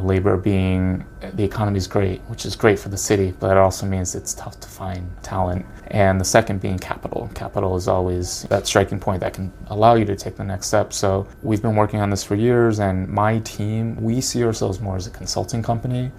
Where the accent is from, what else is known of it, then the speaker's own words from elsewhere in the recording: Connecticut, United States; I'm growing up in Connecticut.